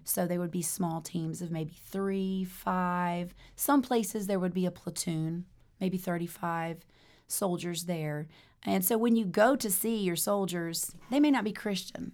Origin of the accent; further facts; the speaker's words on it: Germany; moved away; I grew up in Germany as a, a pastor's daughter